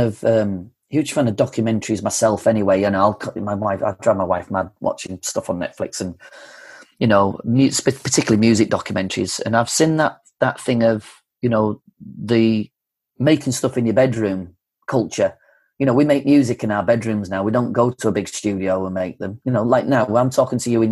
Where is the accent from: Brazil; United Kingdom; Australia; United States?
United Kingdom; Yorkshire and the Humber; growing up in North Yorkshire, you don't go to film school.